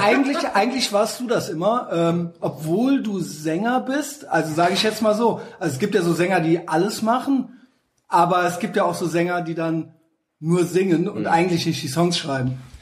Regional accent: Koblenz, Rhineland-Palatinate, Germany; ich bin aus Koblenz, alles drumherum äh, habe ich natürlich mitgenommen äh, in meinen jungen Jahren

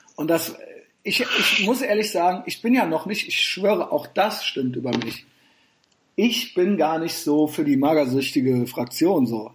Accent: Germany; als Deutscher

